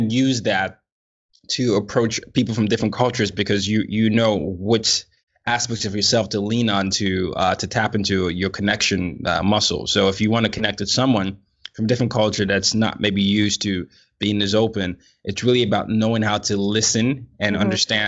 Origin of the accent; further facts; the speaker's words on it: Nigeria; I was initially told that therapists were only for Americans, you know, or people in the West, and I'm Nigerian.